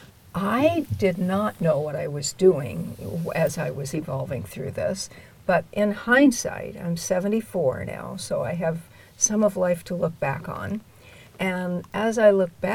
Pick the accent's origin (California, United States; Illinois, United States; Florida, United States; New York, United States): California, United States; Southern; I grew up in Southern California